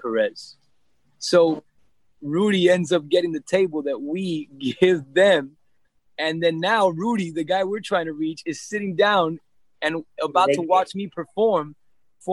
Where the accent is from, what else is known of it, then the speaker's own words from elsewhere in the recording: Miami, Florida, United States; first language English; also born or lived in Hialeah, Florida / Mexico; I was born and raised in Miami